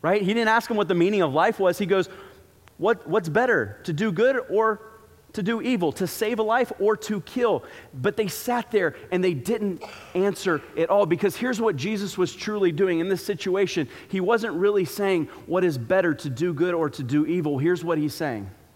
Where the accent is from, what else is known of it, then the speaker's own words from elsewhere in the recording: Florida, United States; growing up in Florida, you don't exactly get to see seasons